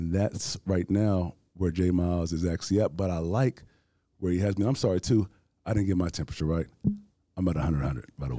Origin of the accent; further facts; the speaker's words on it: Houston, Texas, United States; I'm born and raised here from Houston, Texas